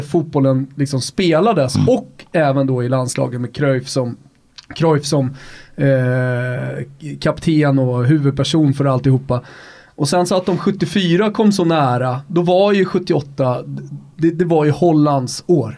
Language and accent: Swedish; Rönninge, Stockholm County, Sweden; i Rönninge där jag kommer ifrån